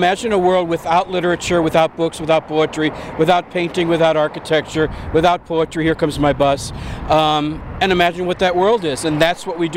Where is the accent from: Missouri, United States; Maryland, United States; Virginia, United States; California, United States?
Missouri, United States; St. Louis; moved away; also born or lived in New York; Originally St. Louis, but I lived in New York for like 30 years